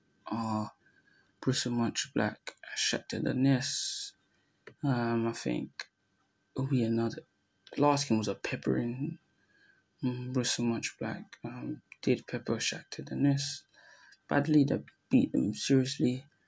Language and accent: English; Syria; Like talking about my home country, Syria, and talking about England